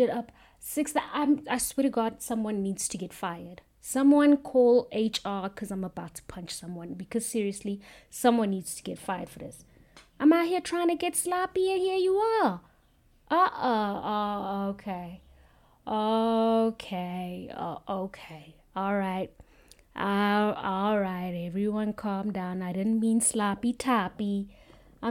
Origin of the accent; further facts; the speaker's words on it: South Africa; I'm South African